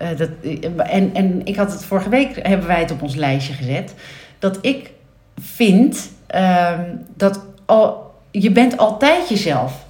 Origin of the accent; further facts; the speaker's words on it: Nieuw-Vennep, North Holland, Netherlands; ben ik opgegroeid in Nieuw-Vennep